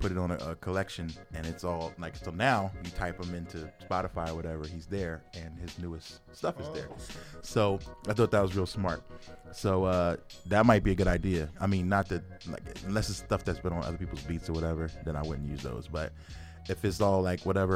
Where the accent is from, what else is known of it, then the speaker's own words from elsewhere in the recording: Philadelphia, Pennsylvania, United States; moved away as an adult; now in Arizona, United States; I'm born and raised in Philadelphia, but I'm an Arizona artist